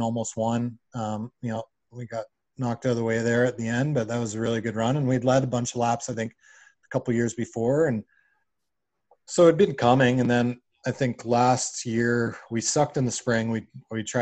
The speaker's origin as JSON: {"language": "English", "country": "Canada", "tie": "born or raised there", "also_born_or_lived": "United States", "moved": "as an adult", "said": "I grew up in Canada, but I haven't really been an adult in Canada"}